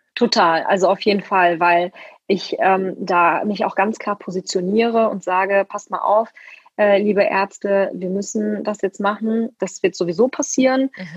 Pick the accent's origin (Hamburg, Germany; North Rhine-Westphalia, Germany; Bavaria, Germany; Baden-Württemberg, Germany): North Rhine-Westphalia, Germany; Ruhr area; moved away as an adult; now in Leipzig, Germany; Ich komme aus dem Ruhrgebiet und habe auch im Rheinland studiert ganz lange